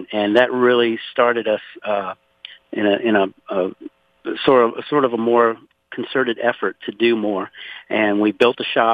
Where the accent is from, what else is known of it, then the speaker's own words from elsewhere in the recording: Pointe à la Hache, Louisiana, United States; now in Conroe, United States; I was born and raised in Louisiana, actually 60 miles south of New Orleans in a place called Point Lahash